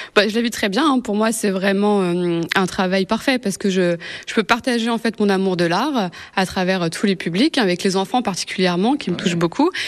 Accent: Seine-Saint-Denis, Île-de-France, France; now in Le Mans, France; je viens de Seine-Saint-Denis.

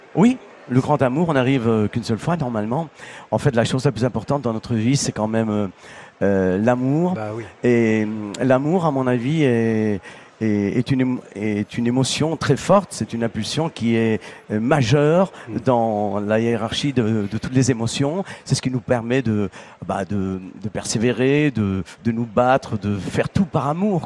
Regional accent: Sicily, Italy; moved away; dans mon village

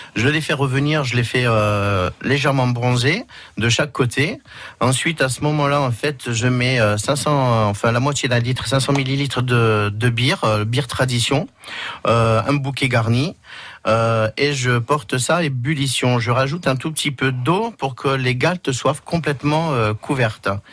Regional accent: Auvergne-Rhône-Alpes, France; also born or lived in Moulins, France / Paris, France; now in Perpignan, France; mon origine, je suis auvergnat

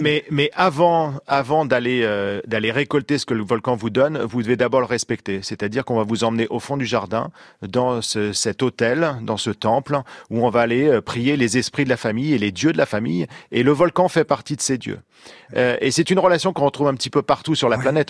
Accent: Normandy, France; chez moi en Normandie

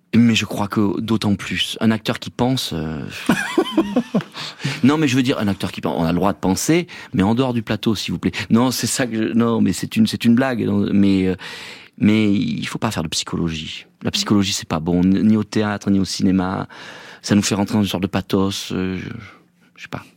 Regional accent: Provence-Alpes-Côte d'Azur, France; je suis de là-bas, je suis un Provençal

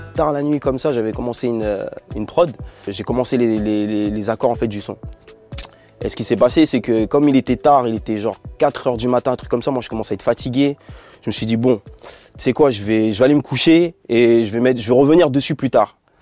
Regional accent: Bordeaux, Nouvelle-Aquitaine, France; nous deux on est de, Bordeaux

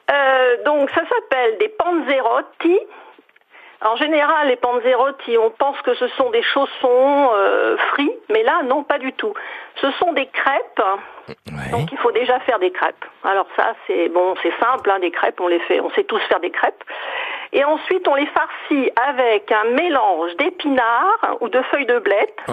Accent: Puteaux, Île-de-France, France; sont venus dans les années 20 euh, s'installer un à Nogent et l'autre à Puteaux. Et puis je n'ai pas quitté Puteaux, mon père est né à Puteaux, ma mère est née à Nogent dans la maison où est né Cavana, François Cavana.

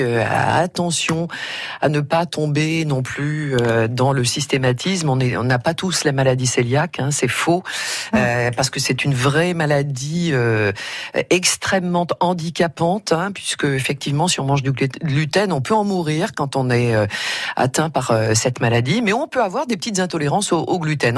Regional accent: Auvergne-Rhône-Alpes, France; je suis auvergnate

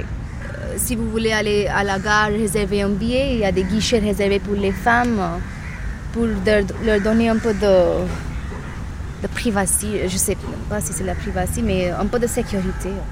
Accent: Mumbai, Maharashtra, India; je suis de Bombay

